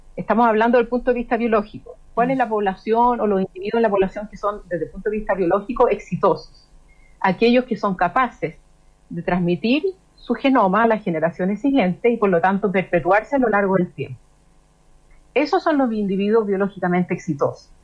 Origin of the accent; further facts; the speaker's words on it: Chile; cómo somos los chilenos